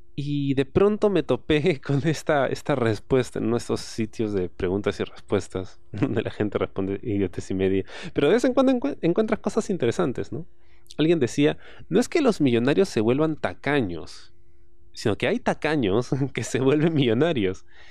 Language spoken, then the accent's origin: Spanish; San Martín, Lima, Peru; yo vengo del barrio, yo vengo de San Martín.